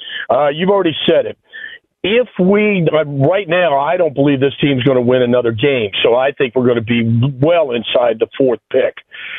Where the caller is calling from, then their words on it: Ferndale, Maryland, United States; Okay, I'm … from Ferndale.